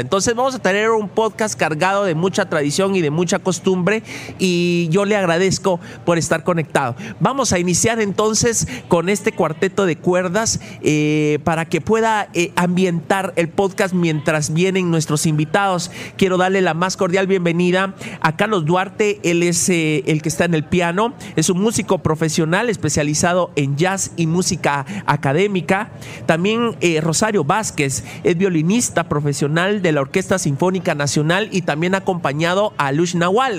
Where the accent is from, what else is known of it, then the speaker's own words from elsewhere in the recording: Mixco, Guatemala Department, Guatemala; siempre me siento orgulloso de este lugar donde Dios me ha dado la oportunidad de poder vivir de poder nacer y de poder crecer